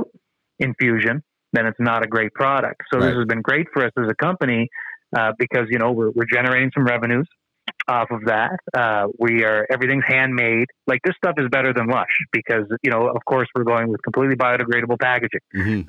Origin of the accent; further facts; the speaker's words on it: New Brunswick, Canada; I'm from the East Coast of Canada. I'm from New Brunswick